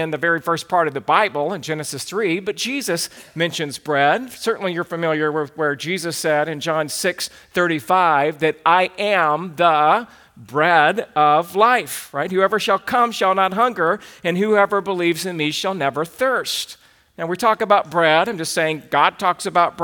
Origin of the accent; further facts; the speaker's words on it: the South, United States; now in Santa Clarita, United States; I grew up in the South.